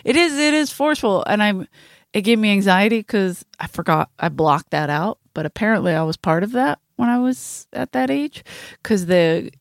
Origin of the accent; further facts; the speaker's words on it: Ireland; I'm Irish.